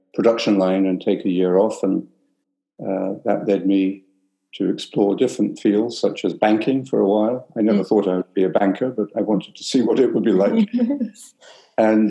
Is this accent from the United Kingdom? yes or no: yes; London, United Kingdom; moved away as an adult; also born or lived in Canada; I was born in London. My father was English, my mother was Irish. So I grew up with two perspectives